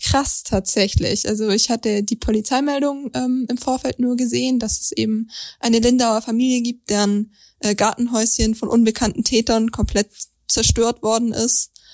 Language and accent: German; Langenargen, Baden-Württemberg, Germany; Ich komme nämlich aus Langenargen